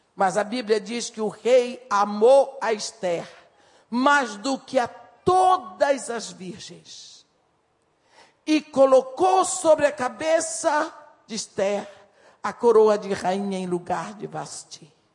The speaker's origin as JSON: {"language": "Portuguese", "area": "a small town on the Tapajós river", "region": "Pará", "country": "Brazil", "tie": "born or raised there", "moved": "yes", "said": "Eu sou de uma cidade pequena na margem do rio Tapajós"}